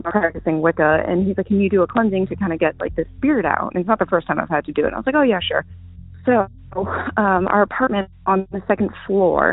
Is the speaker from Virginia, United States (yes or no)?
yes; Virginia, United States; I'm from Virginia.